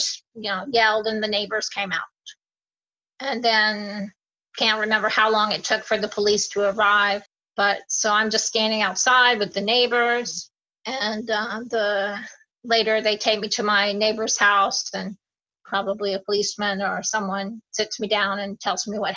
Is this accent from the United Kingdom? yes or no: no; Jacksonville, Florida, United States; we're all from Jacksonville. My grandparents lived here